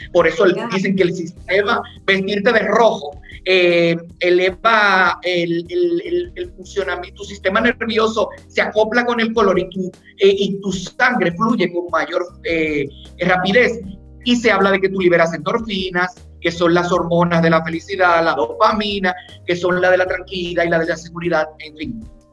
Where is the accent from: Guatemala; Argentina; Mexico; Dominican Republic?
Dominican Republic; yo soy dominicano